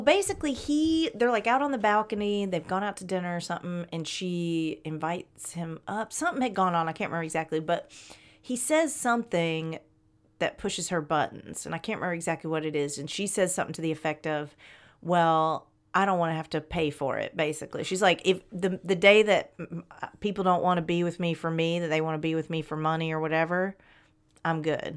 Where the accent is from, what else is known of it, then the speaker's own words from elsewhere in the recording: Atlanta, Georgia, United States; I grew up in Atlanta